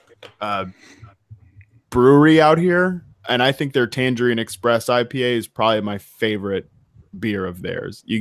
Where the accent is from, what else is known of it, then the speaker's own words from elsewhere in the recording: Virginia, United States; now in West Coast, United States; my home state